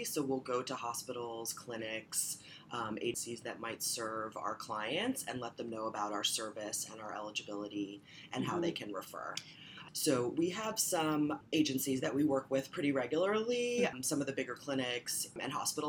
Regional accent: Northern Virginia, United States; moved away; I'm from Northern Virginia.

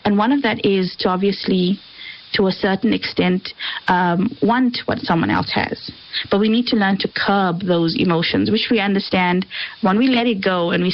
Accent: South Africa; we're South African

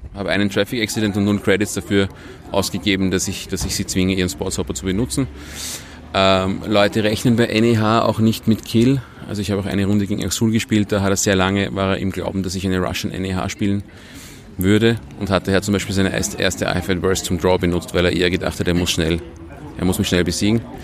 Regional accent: Vienna, Austria; ich komme aus Wien, ähm, spiele in Wien

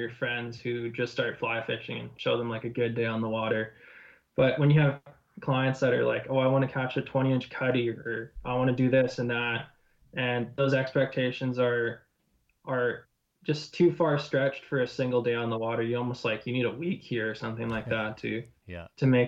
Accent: Vernon, British Columbia, Canada; I grew up in Vernon

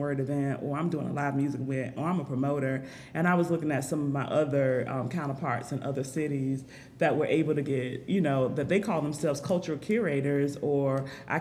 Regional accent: Jacksonville, Florida, United States; I'm from Jacksonville. I'm a native here

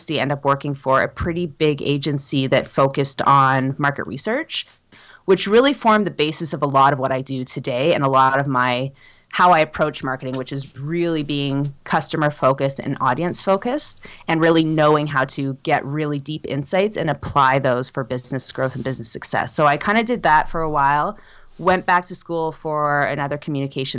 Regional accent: Toronto, Ontario, Canada; moved away as an adult; now in Whitehorse, Canada; I grew up in Toronto and I spent my whole life there.

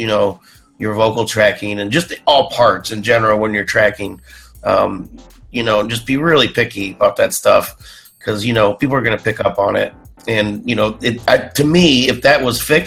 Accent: Indiana, United States; moved away; my home state, Indiana.

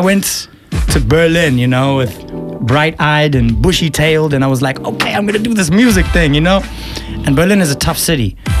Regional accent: Eswatini; I'm from Eswatini, mm-hmm. aka Swaziland

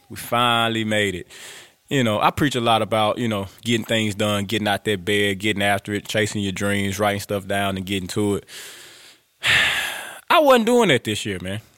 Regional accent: Grambling, Louisiana, United States; I'm from Grambling, I'm a Grambling boy

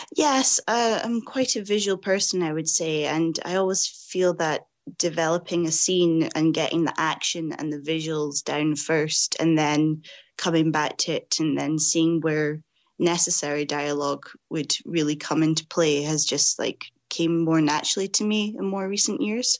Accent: Scotland, United Kingdom; growing up in Scotland

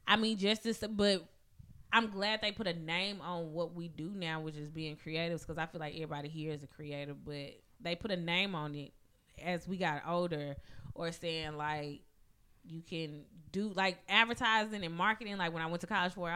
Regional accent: Madison County, Mississippi, United States; growing up in Madison County, I was sheltered as fuck

